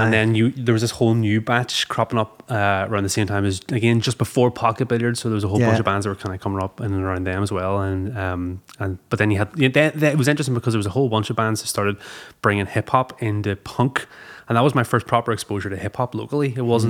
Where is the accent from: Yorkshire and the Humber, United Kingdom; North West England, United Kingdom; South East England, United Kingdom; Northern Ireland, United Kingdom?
Northern Ireland, United Kingdom; Belfast; now in Derry, United Kingdom; But no, I grew up in Belfast. I moved to Derry when I was 21. So I've been there like 13, 14 years now. But I know, grew up in Belfast.